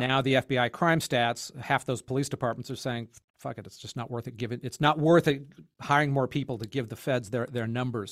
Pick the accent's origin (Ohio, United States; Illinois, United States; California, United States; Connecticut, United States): California, United States; As a Californian